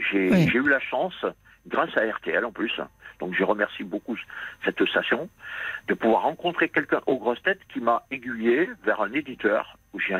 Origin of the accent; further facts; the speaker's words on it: Réunion, France; même si je suis né en France, euh, j'ai vécu à la Réunion pendant 18 ans.